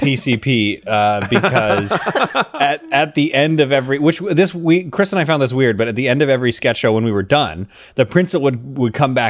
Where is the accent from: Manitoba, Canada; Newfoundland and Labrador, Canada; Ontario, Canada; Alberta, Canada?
Alberta, Canada; Calgary; I grew up in Calgary